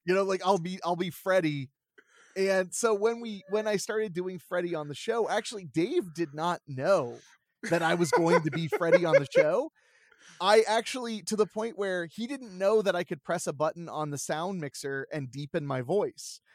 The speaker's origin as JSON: {"language": "English", "region": "Ohio", "country": "United States", "tie": "born or raised there", "said": "I grew up in Ohio"}